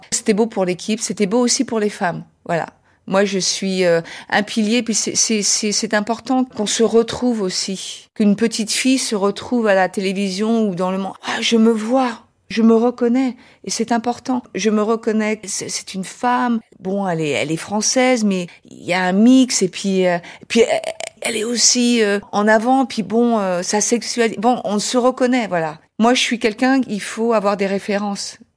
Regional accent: United States; accent: American; French is a second language; now in Paris, France; euh j'ai un petit accent américain.

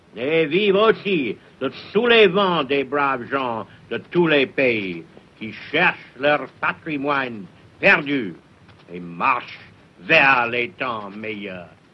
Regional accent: England, United Kingdom; French is a second language; ici, chez nous, en Angleterre

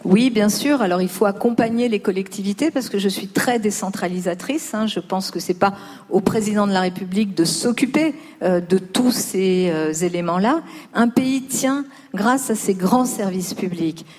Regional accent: Lyon, Auvergne-Rhône-Alpes, France; now in Paris, France; j'ai grandi pas à Paris, j'ai grandi à La Duchère, qui est aussi un quartier de Lyon

